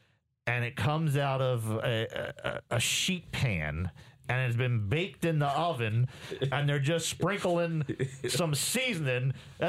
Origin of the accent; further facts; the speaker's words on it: Jamaica; obviously I'm from Jamaica, so you're going to have a more authentic experience coming to Jamrock